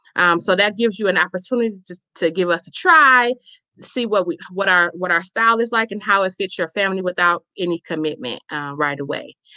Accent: Chicago, Illinois, United States; now in Milwaukee, United States; I am a native born, um, born and raised in Chicago, Illinois

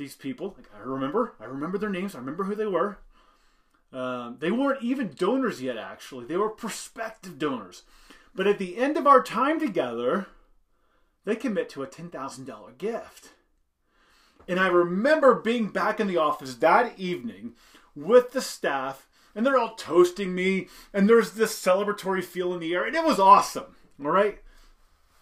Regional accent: Indiana, United States; I grew up in Indiana, simple background, simple upbringing

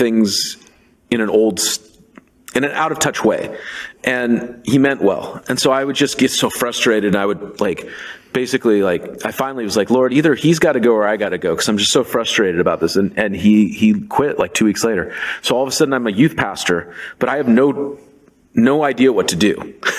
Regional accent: Seattle, Washington, United States; now in Portland, United States; I grew up in Seattle

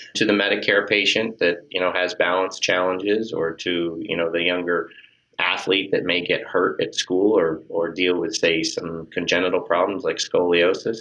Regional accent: Northeast, United States; also born or lived in Miami, Florida / West Palm Beach, Florida; now in Massachusetts, United States; moved up to Massachusetts because I was from the Northeast and always wanted to get back to the Northeast

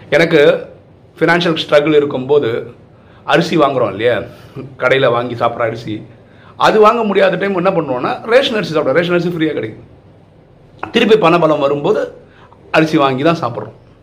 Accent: Kasaragod, Kerala, India; now in Chennai, India; நான் வந்து கேரளாவை சேர்ந்தவன் என்னோட சொந்த ஊர் வந்து காசர்கோடு

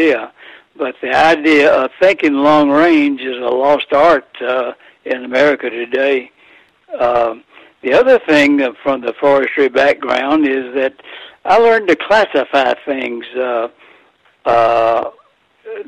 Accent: Athens, Georgia, United States; I grew up in Athens, Georgia

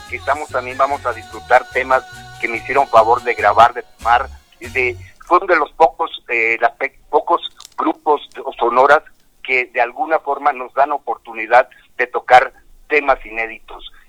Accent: Veracruz, Mexico; yo en la ciudad de Veracruz, soy jarocho, hombre.

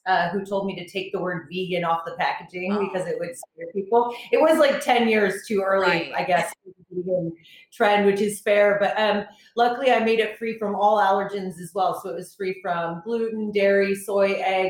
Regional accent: New York, United States; moved away as an adult; also born or lived in Boulder, Colorado; now in Birmingham, United Kingdom; I was born in New York, and I actually came to England for my master's degree

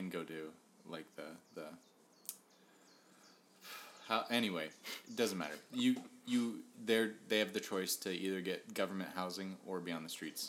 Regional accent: United States; moved away; also born or lived in Oregon; We're American

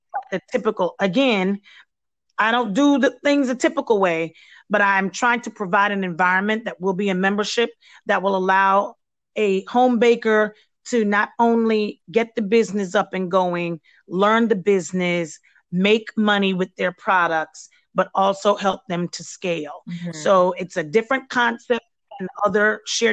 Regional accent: Belize; moved away; my background is not American, and I haven't ventured yet into doing any of the treats that come from my home country is Belize.

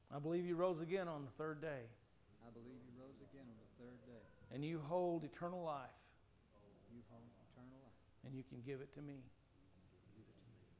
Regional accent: United States; as an American

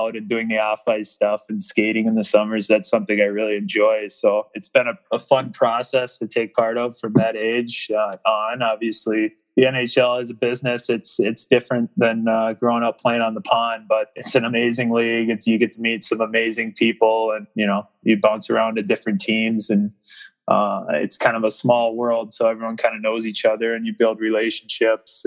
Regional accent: Minnesota, United States; born or raised there

